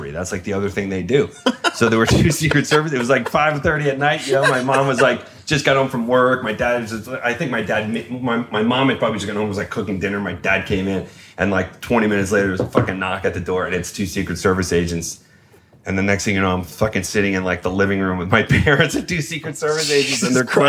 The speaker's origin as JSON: {"language": "English", "area": "Long Island", "region": "New York", "country": "United States", "tie": "born or raised there", "said": "I grew up just outside Manhattan or outside the city, not just outside Manhattan, up on Long Island"}